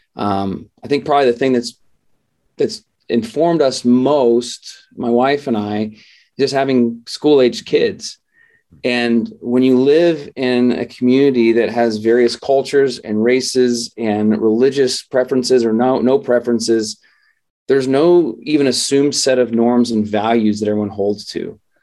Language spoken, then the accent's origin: English; Midwest, United States; now in San Diego, United States; we grew up in the Midwest